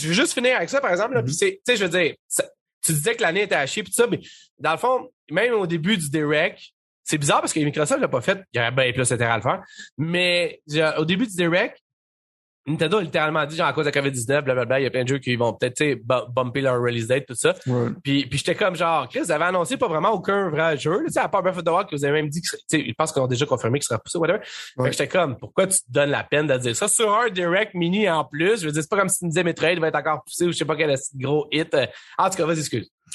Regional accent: Saint-Jérôme, Quebec, Canada; je viens de Saint-Jérôme, dans le fond, puis Saint-Jérôme, en 1995-2000, il y avait une place qui s'appelait le cyber-image

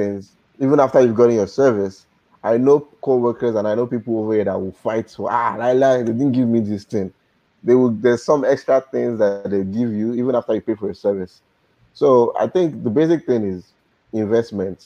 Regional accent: Nigeria; moved away; I'm a Nigerian too. I'm a Yoruba boy

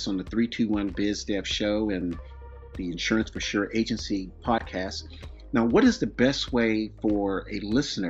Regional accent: East Coast, United States; now in California, United States; I'm from the East Coast myself, but I'm out in California now

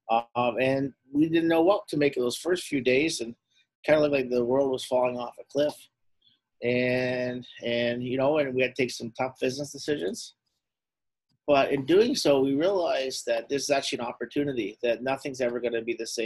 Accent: Ottawa, Ontario, Canada; I grew up poor in Herongate.

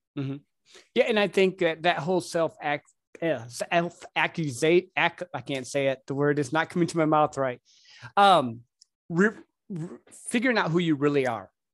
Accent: Midwest, United States; I grew up in the Midwest

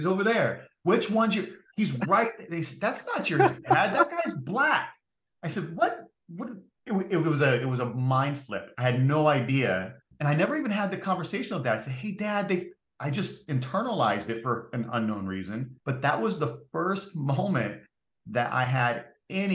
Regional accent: San Bernardino County, California, United States; also born or lived in Lockport, New York / Tonawanda, New York; San Bernardino County is where we first moved, and I was in grade school.

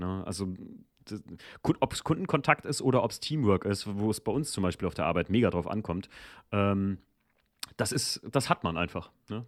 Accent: Germany; ich bin ja in der Mosel aufgewachsen

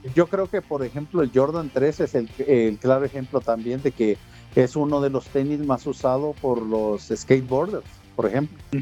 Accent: Mexico; a nosotros en específico como eh, como se llama como mexicanos

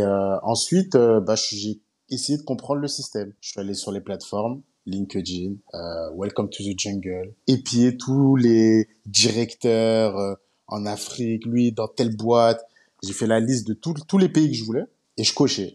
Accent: Paris suburbs, Île-de-France, France; moved away as an adult; also born or lived in China; now in Abidjan, Côte d'Ivoire; j'ai grandi en banlieue parisienne.

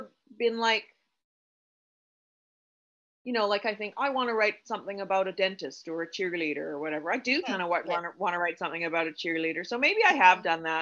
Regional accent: Canada; being a Canadian author

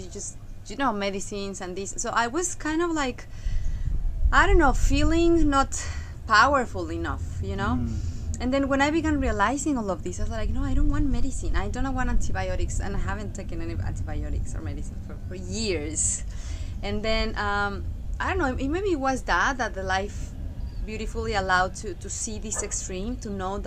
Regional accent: Mexico; moved away; I come from Mexico.

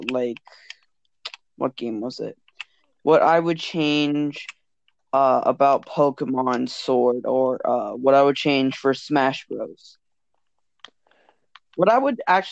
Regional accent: Canada; Yeah, we're all from Canada

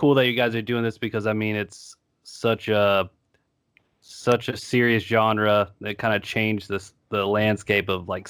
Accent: Ashland, Kentucky, United States; I'm from Ashland, Kentucky.

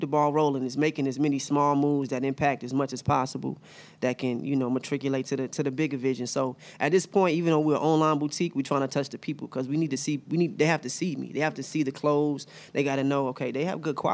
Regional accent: Charlotte, North Carolina, United States; I am from Charlotte.

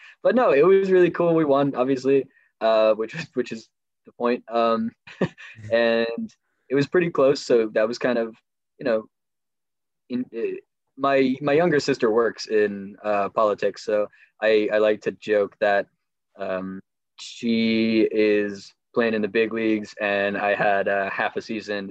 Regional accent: Nevada City, California, United States; also born or lived in Washington, D.C.; I came back to my hometown in Nevada City

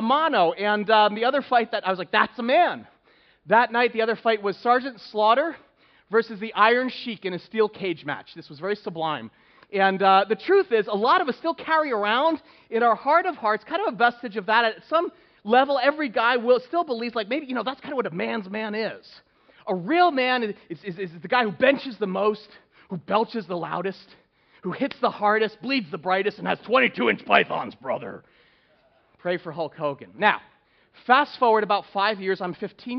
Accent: Northeast, United States; Growing up in the Northeast

